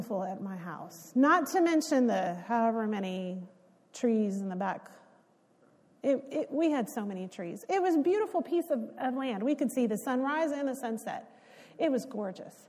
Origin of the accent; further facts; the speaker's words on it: Texas, United States; when you grow up in Texas